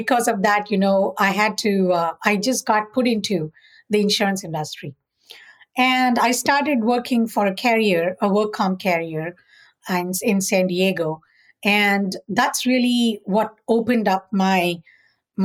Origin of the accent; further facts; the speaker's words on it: South India, India; moved away as an adult; also born or lived in Australia; now in California, United States; I am an Indian. I was born in India, southern part of India. And I did my undergrad in India